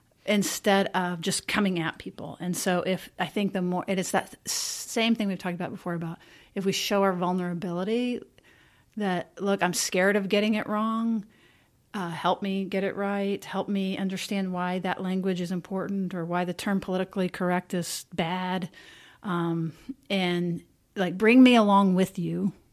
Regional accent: United States; And I'm an American.

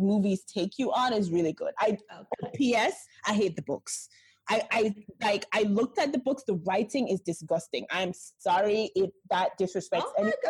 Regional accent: Jamaica; moved away as an adult; also born or lived in New York; I am Jamaican.

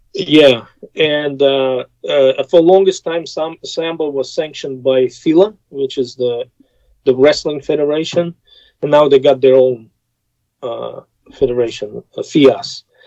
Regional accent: Russia; English is a second language; moved away as an adult; now in United States; growing up in Soviet Union

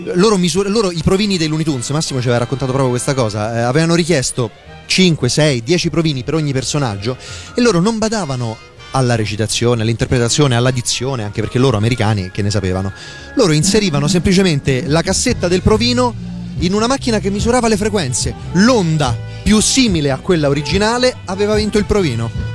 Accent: province of Viterbo, Lazio, Italy; dalle mie parti, in provincia di Viterbo

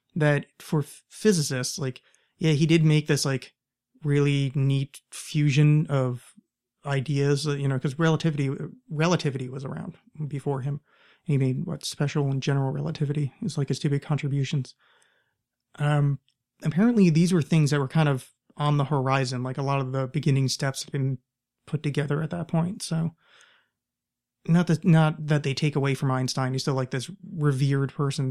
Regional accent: outside of New York, United States; now in Portland, United States; I grew up right outside of New York

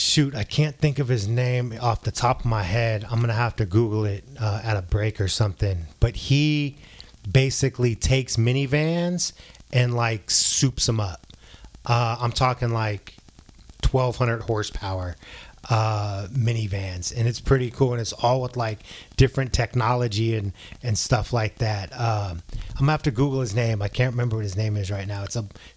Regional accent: San Francisco, California, United States; now in Arizona, United States; I came from San Francisco.

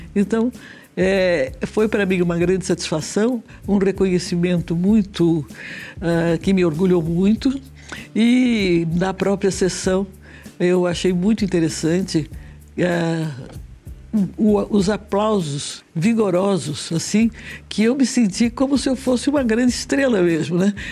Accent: Rio de Janeiro, Brazil; moved away as an adult; also born or lived in São Paulo; now in São Carlos, Brazil; eu sou paulista, mas eu fui, passei a minha adolescência e juventude no Rio

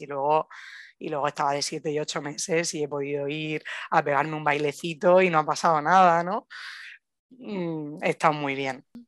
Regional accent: Murcia, Region of Murcia, Spain; moved away as an adult; now in Granada, Spain; soy de Murcia, pero vivo en Granada ya pues casi ocho años

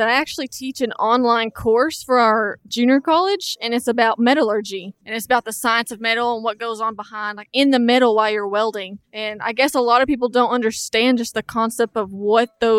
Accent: Wichita Falls, Texas, United States; I came from North Texas around the Wichita Falls area.

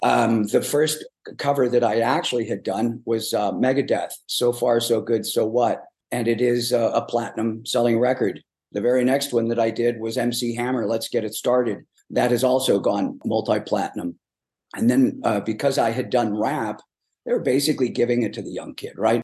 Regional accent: Chicago, Illinois, United States; moved away; I'm originally from South Side of Chicago

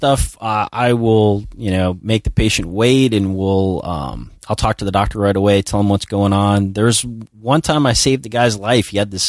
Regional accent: Long Beach, New York, United States; accent: New York; now in Florida, United States; Yeah, I was born in Florida, grew up in New York, and then kind of came back down here.

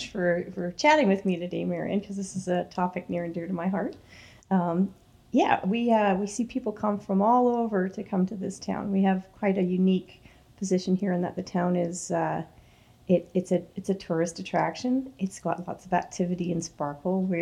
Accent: Toronto, Ontario, Canada; now in Scugog, Canada; I grew up in Toronto

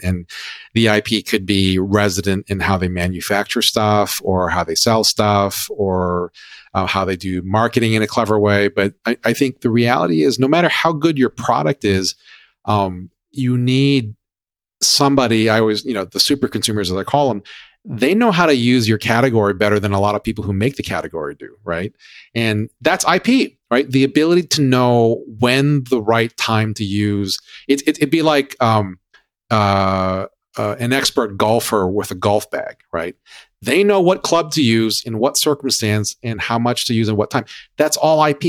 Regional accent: Hawaii, United States; growing up in Hawaii

